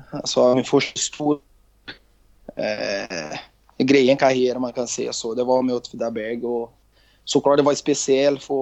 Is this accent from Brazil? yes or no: yes; Rio de Janeiro, Brazil; Swedish is a second language; Eh, från Rio de Janeiro. Eh, ja. Och faktiskt har jag älskat Juventus Real Madrid. Eh, det haft jag när jag var liten i Brasilien.